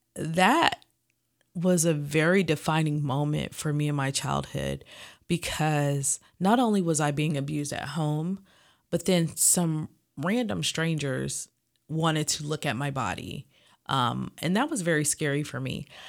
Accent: Los Angeles, California, United States; we lived in L A at the time. Um, I'm actually from Watts

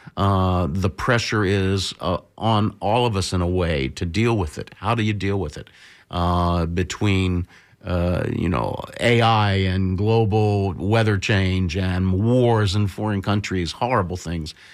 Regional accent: Bradenton, Florida, United States; I grew up in Bradenton, Florida, one hour south of here

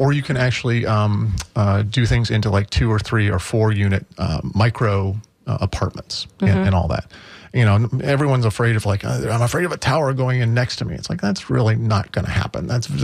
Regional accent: Akron, Ohio, United States; born or raised there; now in St. Petersburg, United States

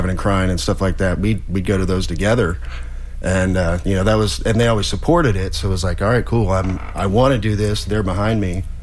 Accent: Atlanta, Georgia, United States; I didn't grow up in Bradenton. I grew up in Atlanta

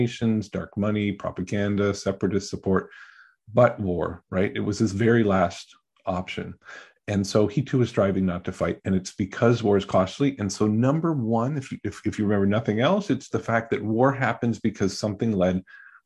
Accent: Canada; also born or lived in Kenya / Ghana; now in United States; I grew up in Canada before becoming an American

